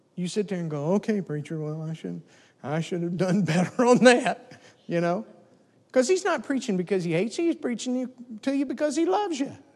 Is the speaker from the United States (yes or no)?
yes; the South, United States; I grew up in the South, and so we had pigs.